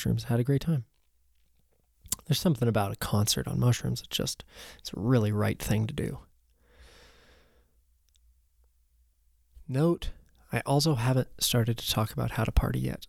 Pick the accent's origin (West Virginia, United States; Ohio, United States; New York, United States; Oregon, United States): Oregon, United States; I was lucky enough to just grow up here